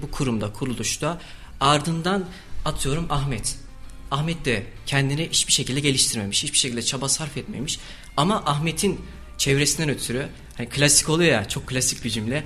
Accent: Kayseri Province, Turkey; also born or lived in Erzurum; aslen Erzurumluyum ama Kayseri'de doğup büyüdüm

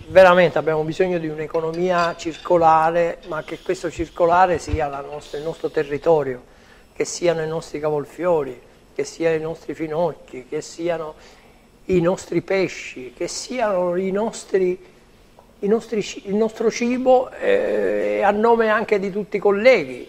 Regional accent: Sicily, Italy

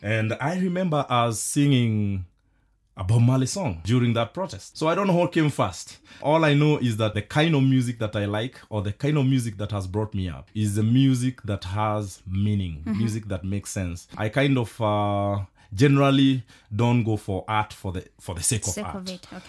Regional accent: Mwimuto, Kiambu County, Kenya; I come from Kenya, a village called Mwimuto Republic in Kiambu. That is where I was born and bred.

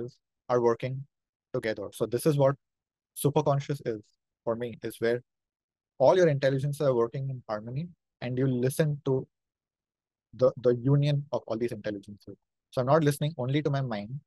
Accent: India; accent: Indian; my Indian accent

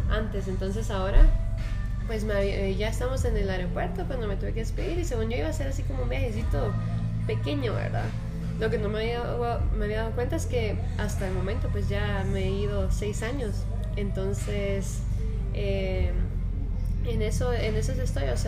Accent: Guatemala; Pues sí, em, pues yo nací en Guatemala, o sea, toda mi vida es, bueno, he estado en Guatemala.

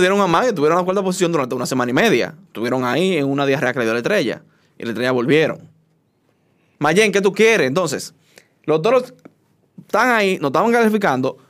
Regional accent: Dominican Republic; soy dominicano

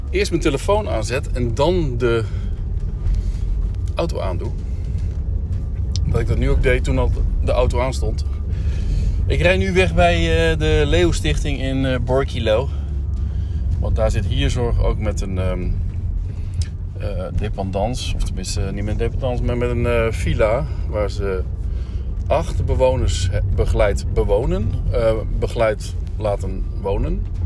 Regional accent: Winterswijk, Gelderland, Netherlands; maar goed, ik kom dus uit Winterswijk

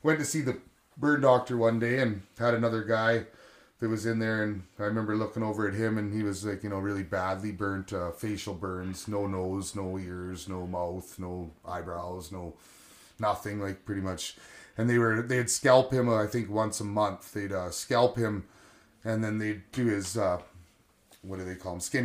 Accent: Quesnel, British Columbia, Canada; also born or lived in Kelowna; growing up in Quesnel area

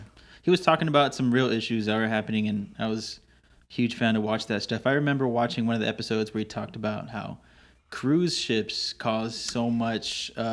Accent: San Antonio, Texas, United States; where I grew up in San Antonio

